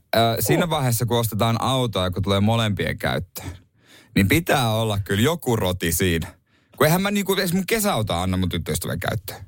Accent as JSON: {"language": "Finnish", "region": "Ostrobothnia", "country": "Finland", "said": "meillä Pohjanmaalla"}